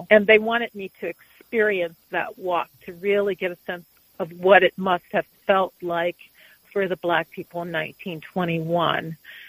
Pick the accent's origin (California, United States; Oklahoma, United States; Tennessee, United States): Oklahoma, United States; also born or lived in Kansas; now in Washington, D.C., United States; I am from Oklahoma. I was born in Oklahoma. My dad lives in Tulsa. My great-grandmother lived in Tulsa, and my paternal grandmother was born in an all-black town called Boley